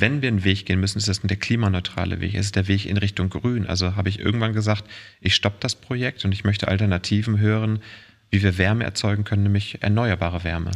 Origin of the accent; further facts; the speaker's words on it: Walsrode, Lower Saxony, Germany; also born or lived in Oldenburg; geboren in Walsrode, was irgendwie zwischen ja. Bremen, Hannover und Hamburg ist. Ja. Eine klassische Kleinstadt, 20.000 Einwohner, dörfliche Strukturen und so bin ich groß geworden